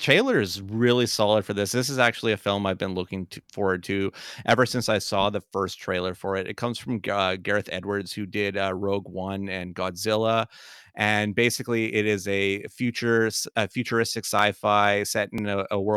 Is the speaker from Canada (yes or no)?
yes; Canada; as Canadian children growing into adults